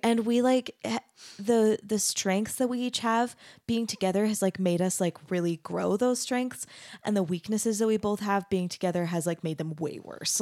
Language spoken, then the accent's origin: English; Mesa, Arizona, United States; moved away as an adult; also born or lived in Denton, Texas; now in Utah, United States; I grew up in Mesa, Arizona, which is really similar